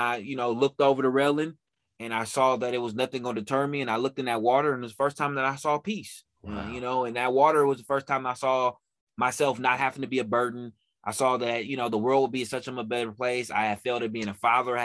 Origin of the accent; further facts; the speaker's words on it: Oakland, California, United States; I'm from Oakland, California